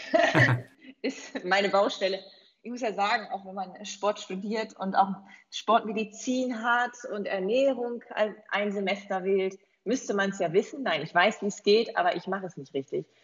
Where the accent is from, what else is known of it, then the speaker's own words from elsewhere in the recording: East Frisia, Lower Saxony, Germany; Ich komme ja von der holländischen Grenze aus Ostfriesland ursprünglich